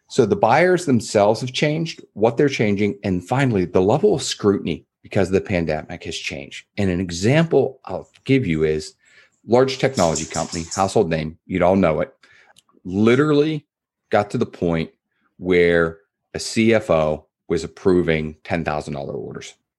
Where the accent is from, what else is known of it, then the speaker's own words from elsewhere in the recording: East Coast, United States; moved away; I grew up in the East, so I had, I'll call 'em East Coast manners.